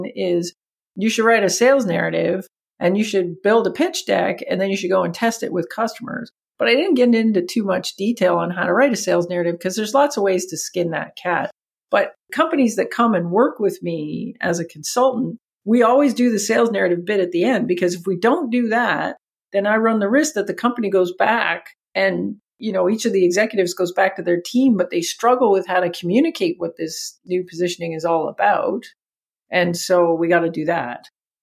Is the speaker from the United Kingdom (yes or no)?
no; Canada; accent: Canadian; my Canadian accent